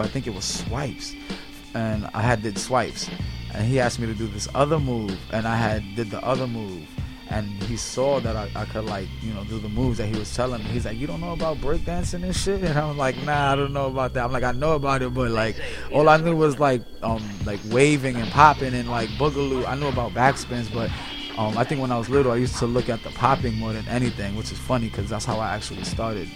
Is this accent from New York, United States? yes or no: yes; New York City, New York, United States; I'm from Spanish Harlem pretty much from 102nd Street between Park and Lex